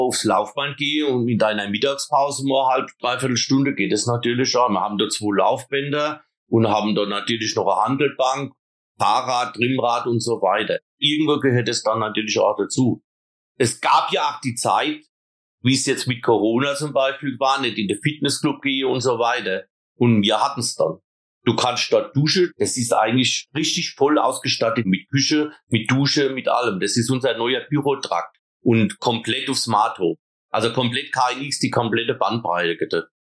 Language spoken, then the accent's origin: German; Eisenberg, Germany; bei uns in Eisenberg